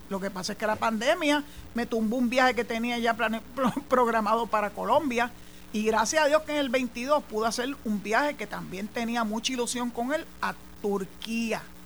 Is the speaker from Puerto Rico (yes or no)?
yes; San Juan, Puerto Rico; moved away as an adult; now in Boquerón, Puerto Rico; yo soy nacida y criada en San Juan